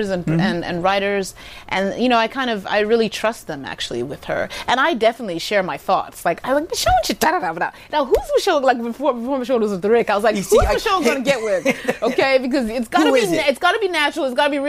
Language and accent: English; Zimbabwe; first language Shona; English is a second language; I was raised in Zimbabwe